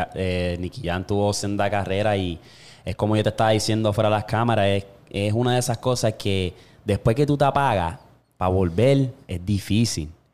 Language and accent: Spanish; Puerto Rico; como todo boricua